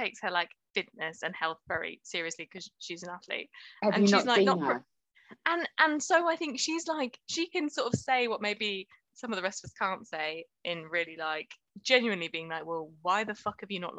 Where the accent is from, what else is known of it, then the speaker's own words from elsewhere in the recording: Chicago, Illinois, United States; Like, yeah, I'm from Chicago. It works if you're gonna make her really cold.